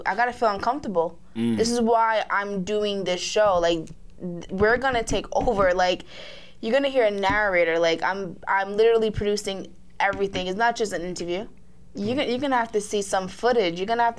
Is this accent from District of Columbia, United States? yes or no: no; New York, United States; We're from New York.